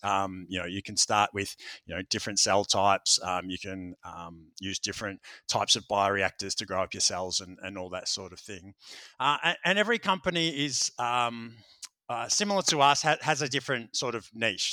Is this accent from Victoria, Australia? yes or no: yes; Melbourne, Victoria, Australia; here in, in, in Melbourne, in my hometown